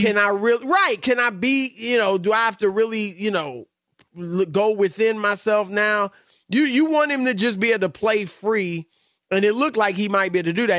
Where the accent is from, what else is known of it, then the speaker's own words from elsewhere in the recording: United States; I'm obviously American